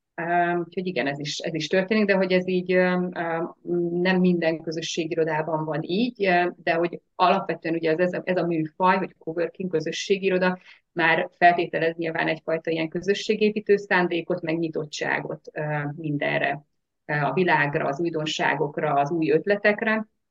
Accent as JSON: {"language": "Hungarian", "town": "Nagydobos", "region": "Szabolcs-Szatmár-Bereg", "country": "Hungary", "said": "Szabolcs Szatmár Bereg megyéből származom, Nagydobosról"}